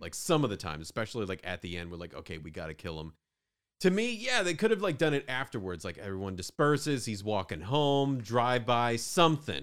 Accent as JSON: {"language": "English", "region": "Northwest Florida", "country": "United States", "said": "I'm from Northwest Florida"}